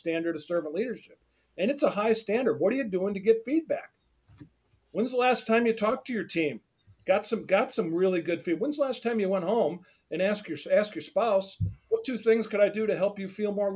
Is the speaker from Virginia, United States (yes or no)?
no; Detroit, Michigan, United States; I'm from Detroit